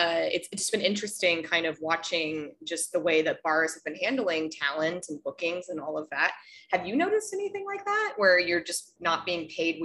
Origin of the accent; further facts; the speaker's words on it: Colorado, United States; moved away; I'm from Colorado most of my life